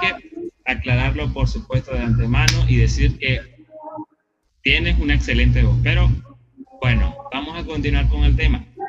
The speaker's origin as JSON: {"language": "Spanish", "country": "Venezuela", "said": "nosotros los venezolanos"}